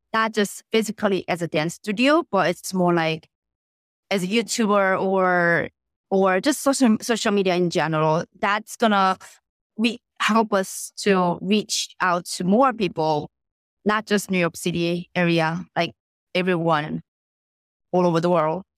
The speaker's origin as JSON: {"language": "English", "country": "South Korea", "tie": "born or raised there", "also_born_or_lived": "Connecticut", "moved": "yes", "said": "I was born and raised in Korea"}